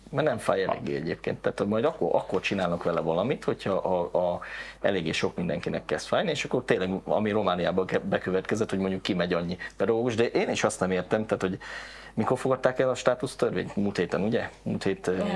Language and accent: Hungarian; Kecskemét, Bács-Kiskun, Hungary; also born or lived in Karcag; Tehát én onnan származom egyébként, tehát egy ilyen iskolába jártam